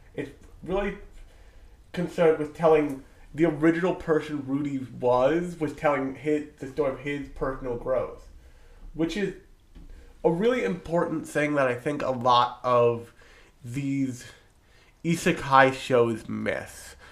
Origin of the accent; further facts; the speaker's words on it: New Jersey, United States; I am from New Jersey the pharmaceutical capital of the United States.